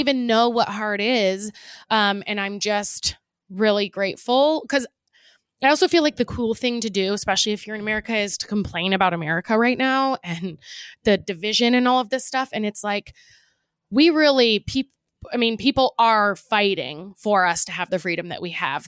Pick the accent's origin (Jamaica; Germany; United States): United States; being an American